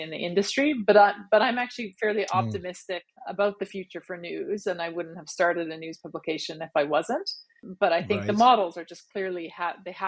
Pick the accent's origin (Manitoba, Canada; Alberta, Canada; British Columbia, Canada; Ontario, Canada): Manitoba, Canada; Steinbach; moved away as an adult; also born or lived in Paris; now in Toronto, Canada; I am originally from Manitoba. I grew up in small town Manitoba, and actually Steinbeck